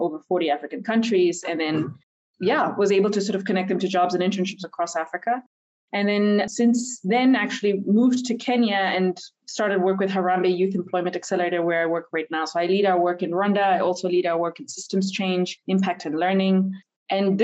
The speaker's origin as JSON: {"language": "English", "country": "India", "tie": "born or raised there", "also_born_or_lived": "Nigeria / United States", "moved": "yes", "said": "I was born and raised in India, but also grew up a little bit in Nigeria."}